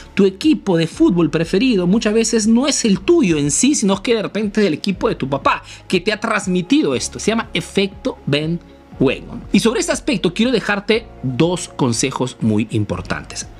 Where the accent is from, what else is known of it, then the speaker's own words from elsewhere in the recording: Peru; now in Italy; soy un emprendedor peruano que vive hace negocio en Italia